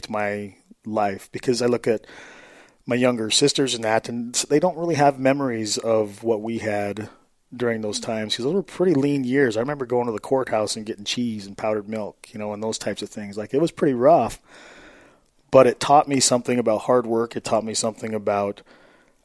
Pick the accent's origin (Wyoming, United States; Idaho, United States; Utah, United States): Idaho, United States; Arco; Central Idaho. So I grew up in Moore and Arco.